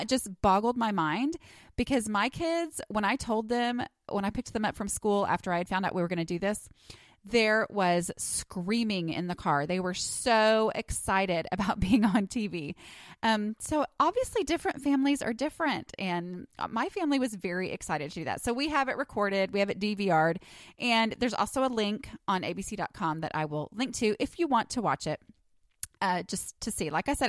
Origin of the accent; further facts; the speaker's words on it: New York, United States; accent: New York; and that's my New York accent in case you're wondering